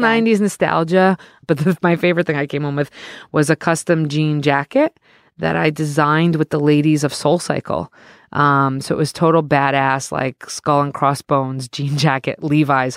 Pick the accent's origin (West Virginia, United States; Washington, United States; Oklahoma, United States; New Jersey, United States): New Jersey, United States; I am a resident from New Jersey